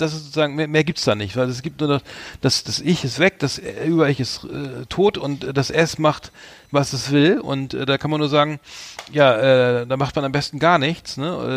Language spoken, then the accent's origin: German; Germany; als Deutscher